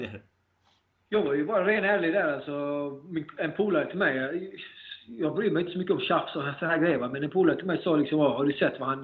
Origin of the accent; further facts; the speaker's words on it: Sweden; moved away as an adult; now in United States; jag är född och uppvuxen i Sverige och Sverige kommer alltid vara mitt hem